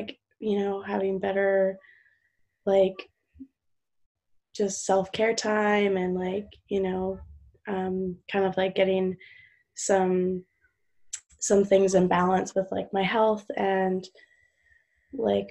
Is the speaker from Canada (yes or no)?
yes; Vancouver, British Columbia, Canada; from Vancouver, British Columbia, Canada